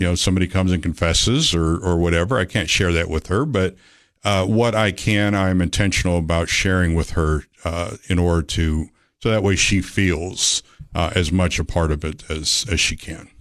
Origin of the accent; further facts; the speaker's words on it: Georgia, United States; moved away as an adult; also born or lived in California; I was born in California. I lived out there till I was about seven years old and moved out, uh, after my parents' divorce. I moved to Georgia with my father. And I was raised